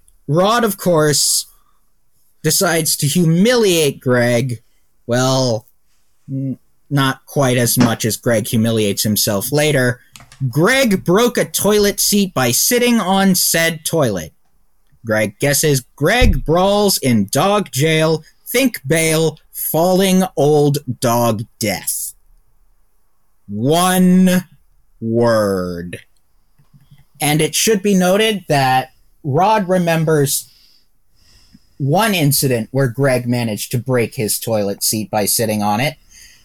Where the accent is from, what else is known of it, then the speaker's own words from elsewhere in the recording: Perivale, London, United Kingdom; born there; I was born in Perivale, Ealing, London, UK, Europe, Earth.